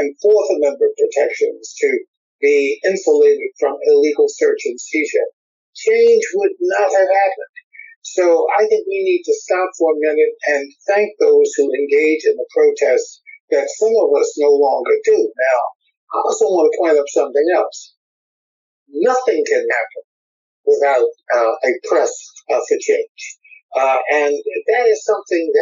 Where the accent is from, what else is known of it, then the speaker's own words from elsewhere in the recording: Washington, District of Columbia, United States; I was a 15-year-old schoolboy, and I'm from Washington, D.C.